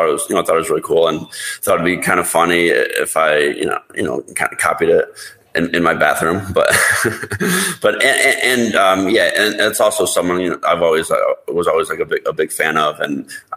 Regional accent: Toledo, Ohio, United States; moved away as an adult; also born or lived in Las Vegas; growing up in Ohio, and there wasn't really casinos

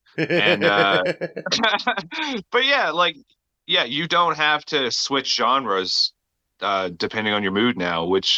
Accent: Newfoundland and Labrador, Canada; now in Alberta, Canada; And then I moved to Alberta from Newfoundland. I'm Canadian, by the way, for anybody who didn't know that already.

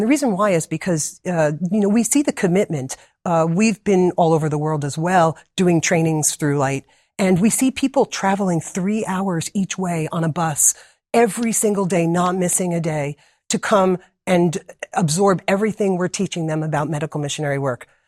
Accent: New Jersey, United States; moved away as an adult; now in Wildwood, Georgia, United States; originally, I'm from New Jersey, born and raised there

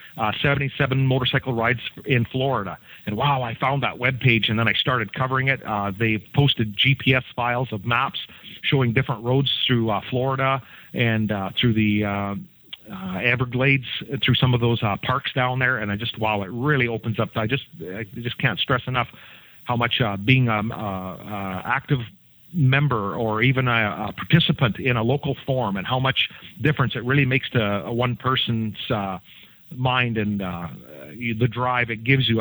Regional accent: Canada; I'm the I'm the Canadian guy

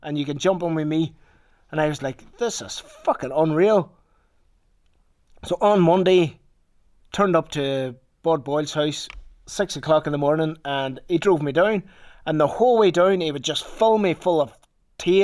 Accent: Ballykelly, Northern Ireland, United Kingdom; I'm from Limavady, like Ballykelly, a wee village outside Limavady in Northern Ireland

